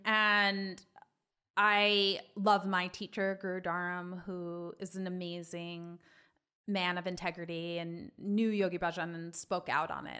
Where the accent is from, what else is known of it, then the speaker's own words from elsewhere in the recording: Long Island, New York, United States; also born or lived in Manhattan East Side, New York; I'm a native New Yorker. I grew up on Long Island